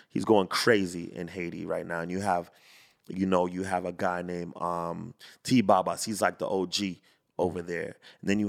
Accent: Jamaica; I'm Jamaican, but mm-hmm. I'll say

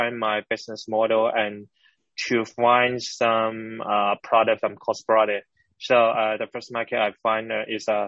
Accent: Hong Kong; I born and raised in Hong Kong

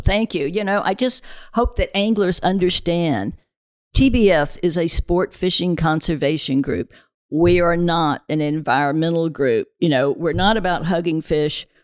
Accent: the South, United States; I grew up in the South

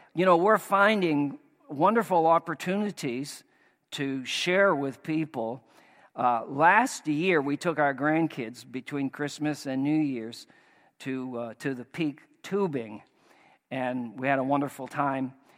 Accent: Maine, United States; moved away; we're from Maine

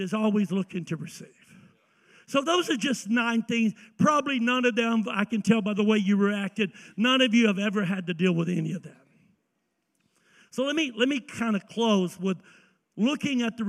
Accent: the South, United States; I'm from the South.

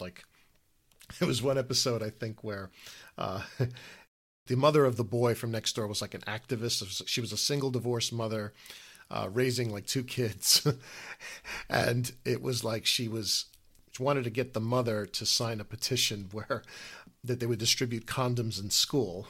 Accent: United States

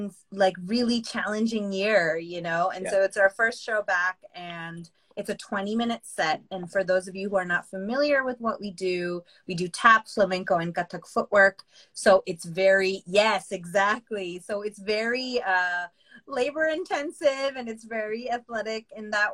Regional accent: United States; I identify myself as a non-disabled, caste privileged, cisgendered, queer South Asian American woman

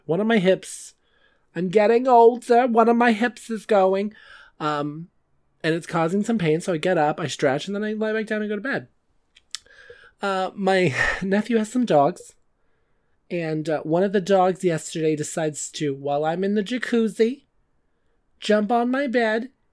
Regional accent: California, United States; I'm from California

